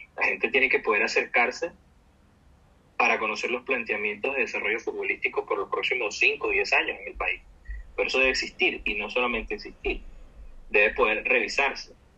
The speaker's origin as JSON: {"language": "Spanish", "country": "Venezuela", "said": "yo creo en mi país, yo creo en la gente de mi país"}